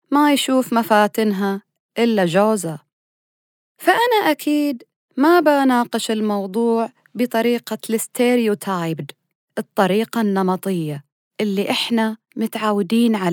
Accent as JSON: {"language": "Arabic", "country": "Saudi Arabia", "said": "يعني إحنا كسعوديين بمختلف مناطقنا ومذاهبنا"}